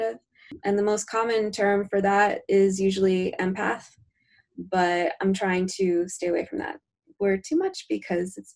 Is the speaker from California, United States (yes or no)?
no; New Jersey, United States; I hail from New Jersey